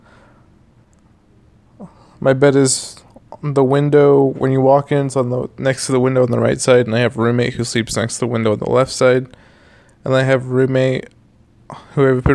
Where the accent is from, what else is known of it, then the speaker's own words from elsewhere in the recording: Houston, Texas, United States; We're from Houston, Texas.